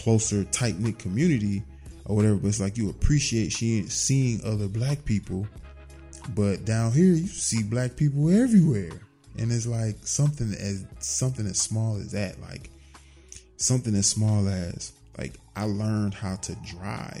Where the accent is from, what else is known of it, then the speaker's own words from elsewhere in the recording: Atlanta, Georgia, United States; we're all from Atlanta